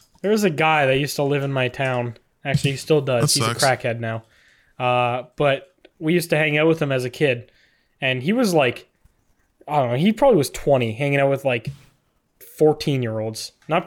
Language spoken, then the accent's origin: English; Canada; you can buy it as a Canadian